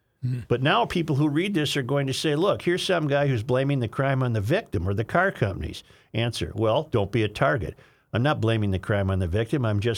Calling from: Rhode Island, United States; Evening. I'm a listener from Rhode Island. My brother lives in the Minneapolis burbs and turned me on to you guys.

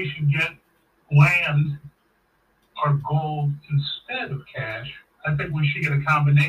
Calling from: St. Louis, Missouri, United States

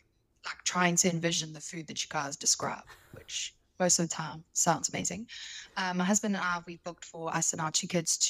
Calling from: South Africa; Hey there. … I'm from South Africa.

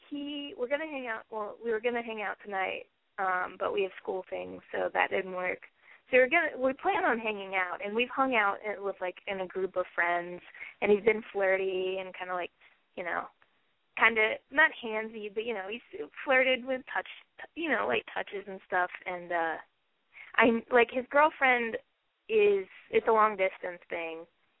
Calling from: Athens, Ohio, United States; I am in Athens, Ohio, down at OU, and I am 20.

